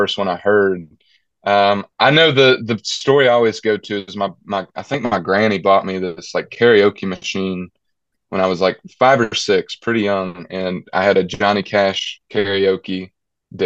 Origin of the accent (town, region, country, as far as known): Dallas, Georgia, United States; born or raised there; moved away